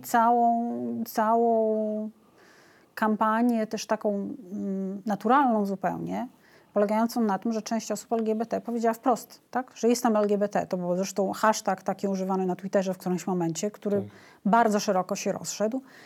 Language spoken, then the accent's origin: Polish; Białystok, Podlaskie Voivodeship, Poland; Ja jestem z Białego Stoku